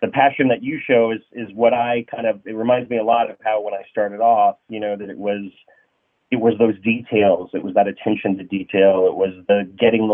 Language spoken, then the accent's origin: English; Santa Rosa, California, United States; moved away as an adult; now in Los Angeles, United States; I grew up in Santa Rosa, graduated high school